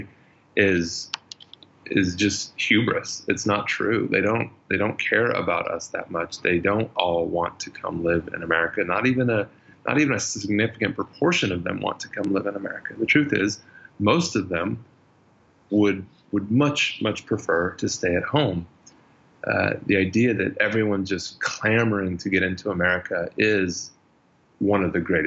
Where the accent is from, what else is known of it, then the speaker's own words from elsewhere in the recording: United States; moved away as an adult; also born or lived in California / Colorado / Austin, Texas / Middle East; I grew up first part of my life in Colorado, grew up the second part of my life in Austin, Texas